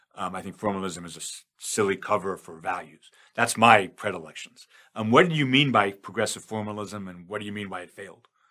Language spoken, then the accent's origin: English; New York, United States; I'm from New York